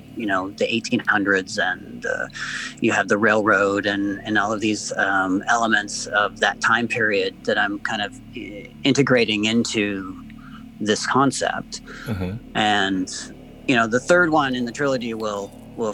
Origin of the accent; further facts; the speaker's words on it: Montana, United States; I grew up in Montana, and, you know, and I grew up around a lot of the Old West towns and ruins